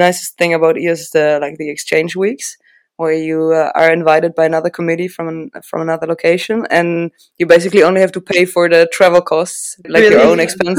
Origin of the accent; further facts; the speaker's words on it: Regensburg, Bavaria, Germany; Regensburg, which is my hometown.